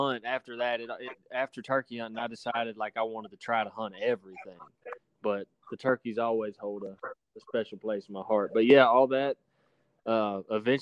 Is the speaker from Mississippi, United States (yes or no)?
yes; Central Mississippi, United States; I was born and raised in Central Mississippi